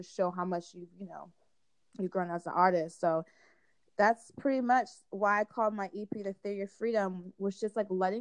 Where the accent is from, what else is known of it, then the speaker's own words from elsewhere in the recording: California, United States; I'm from California. My family's from London